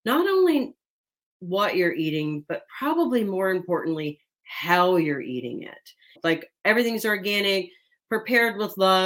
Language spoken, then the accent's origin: English; Kentucky, United States; I'm from the South. I'm from Kentucky, and Kentucky cooking is not Ayurveda cooking